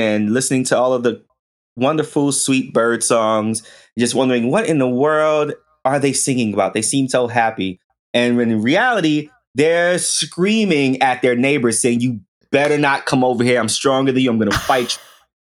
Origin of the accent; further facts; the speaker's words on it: New York City, New York, United States; growing up in the Bronx, in the projects